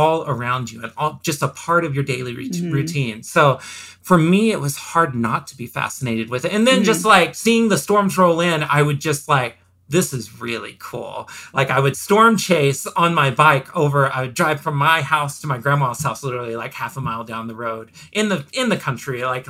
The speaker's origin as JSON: {"language": "English", "town": "Velma", "region": "Oklahoma", "country": "United States", "tie": "born or raised there", "said": "growing up in Oklahoma, outside of a small town called Velma, Oklahoma, population 600"}